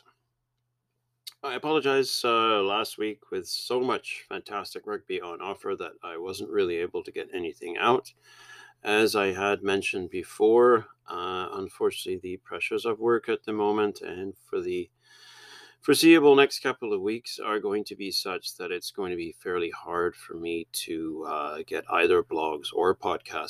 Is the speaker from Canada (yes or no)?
yes; Canada; as Canadians